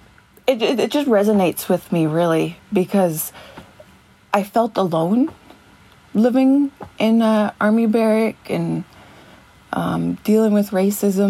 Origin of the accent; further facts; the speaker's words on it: Stony Point, Ontario, Canada; now in Sarnia, Canada; I'm from Stony Point, and right now I'm in Sarnia, Ontario, in my apartment building.